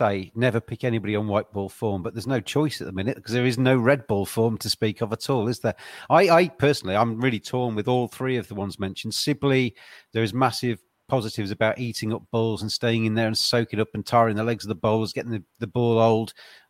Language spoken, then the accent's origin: English; England, United Kingdom; despite being English.